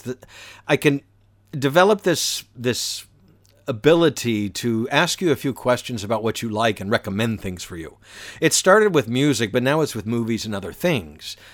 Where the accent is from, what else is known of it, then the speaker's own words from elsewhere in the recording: Atlanta, Georgia, United States; also born or lived in Valdosta, Georgia; I grew up in the suburbs of Atlanta